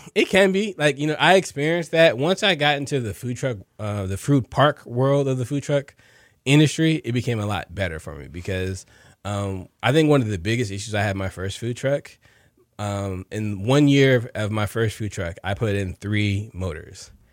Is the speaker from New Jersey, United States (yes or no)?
yes; New Jersey, United States; now in Houston, United States; both my parents worked for the post office back in New Jersey. I'm from New Jersey.